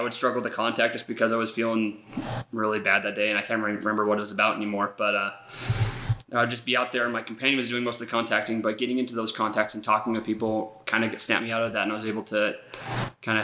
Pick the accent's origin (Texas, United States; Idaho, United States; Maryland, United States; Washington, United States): Idaho, United States; Nampa; moved away as an adult; also born or lived in Lima, Peru; now in Idaho Falls, United States; originally from Nampa, Idaho.